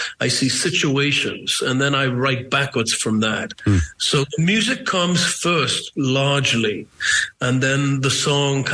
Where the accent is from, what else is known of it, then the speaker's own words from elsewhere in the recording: Newcastle upon Tyne, North East England, United Kingdom; I'm from Newcastle